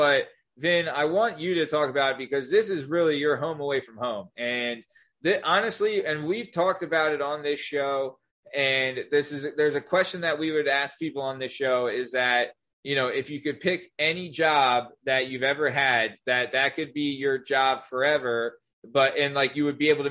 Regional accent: Lansdale, Pennsylvania, United States; I'm from Lansdale, Pennsylvania

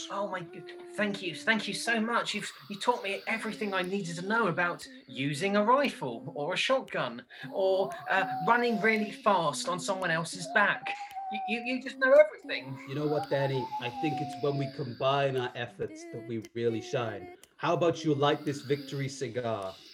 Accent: Queens, New York, United States; It's basically it's, it's my hometown. It's Queens, and the whole place has been locked off like like an escape from New York

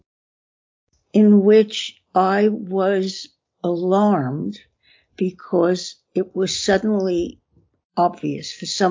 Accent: New York City, New York, United States; I was born in Brooklyn, went to school in Coney Island.

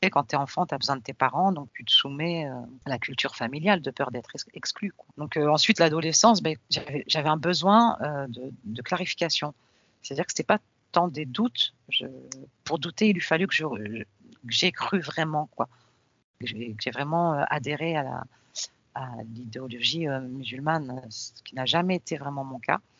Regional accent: Tunisia; mais, mais, moi je suis de Tunisie, mais pourquoi mon père il me parle de la Palestine

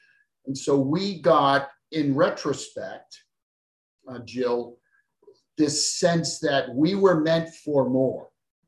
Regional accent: Boston, Massachusetts, United States; born there; So I was born in South Boston, Massachusetts, and I now live in West Virginia.

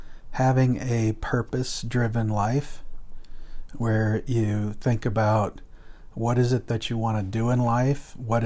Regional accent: Guatemala; also born or lived in United States / Colombia; I was born in the United States, but I was raised in Central and South America, in Guatemala and Colombia.

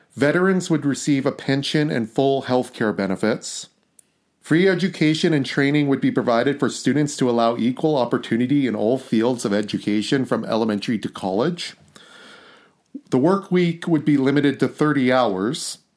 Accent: Canada; we're Canadian people

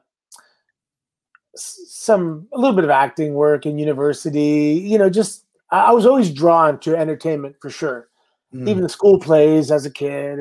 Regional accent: Canada; I had to go home, get my visa because I'm Canadian.

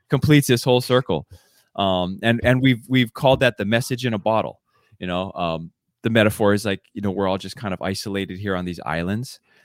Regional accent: Oahu, Hawaii, United States; moved away as an adult; now in Seattle, United States; we grew up together on Oahu. And, uh, later on, we moved together the same time up to Seattle

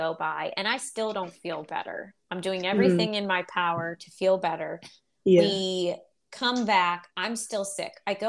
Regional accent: Pittsburgh, Pennsylvania, United States; I grew up in Pittsburgh, Pennsylvania. That's where we live.

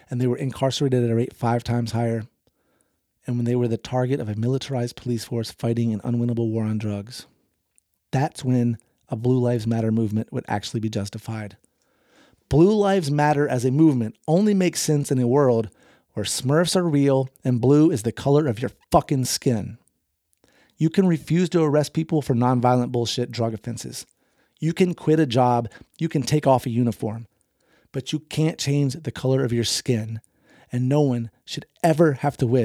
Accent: the South, United States; I grew up in the South, and racism was everywhere.

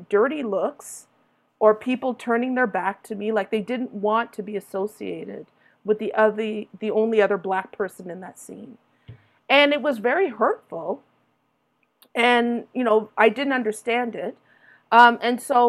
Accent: Toronto, Ontario, Canada; when I was growing up in Toronto, you know, in my 20s

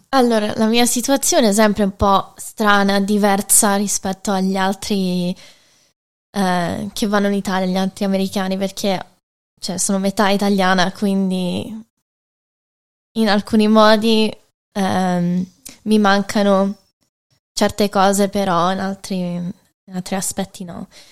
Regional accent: Michigan, United States; moved away as an adult; now in Rome, Italy; ero nata e cresciuta negli Stati Uniti

